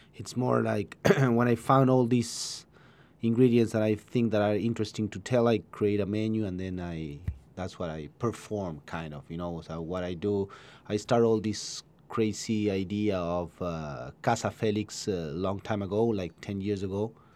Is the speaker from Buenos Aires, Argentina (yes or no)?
yes; Buenos Aires, Argentina; English is a second language; now in Ojai, United States; I'm from Buenos Aires, from Argentina.